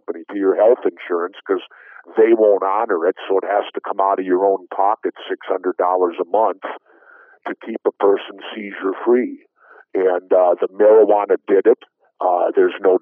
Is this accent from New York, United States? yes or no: no; Minneapolis, Minnesota, United States; I grew up in South Minneapolis, inner city